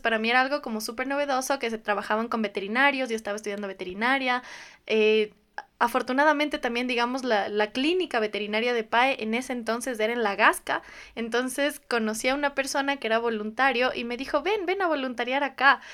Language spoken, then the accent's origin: Spanish; Riobamba, Chimborazo, Ecuador; moved away as an adult; soy de Riobamba